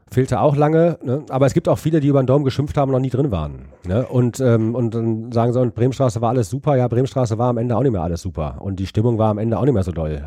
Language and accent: German; Düsseldorf, North Rhine-Westphalia, Germany; ich bin quasi an der Bremenstraße groß geworden